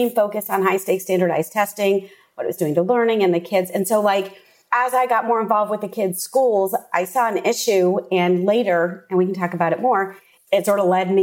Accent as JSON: {"language": "English", "town": "Washington", "region": "District of Columbia", "country": "United States", "tie": "born or raised there", "moved": "as an adult", "lives_now": "Austin, United States", "said": "I grew up in the Washington, D.C. area. I spent, you know, essentially the first 30 years of my life there"}